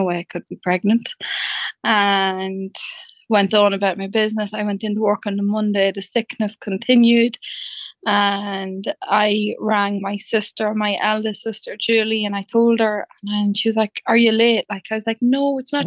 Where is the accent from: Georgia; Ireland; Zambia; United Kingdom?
Ireland; Dundalk, County Louth; I'm from Dundalk in County Louth